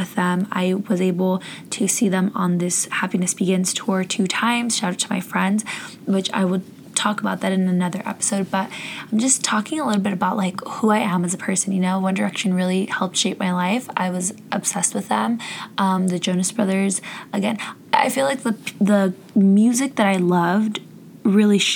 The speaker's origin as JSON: {"language": "English", "region": "Southern California", "country": "United States", "tie": "born or raised there", "said": "I'm from Southern California, born and raised"}